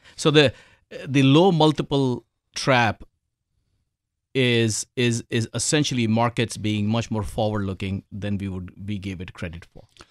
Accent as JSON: {"language": "English", "country": "India", "tie": "born or raised there", "moved": "yes", "said": "I was born in India, grew up in India"}